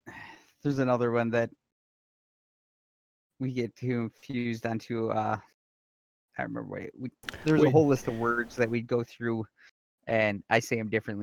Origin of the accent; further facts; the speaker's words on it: Wisconsin, United States; And yes, I'm from Wisconsin. I'm not from the deep south. Just so we're clear on that. I was born and raised in Wisconsin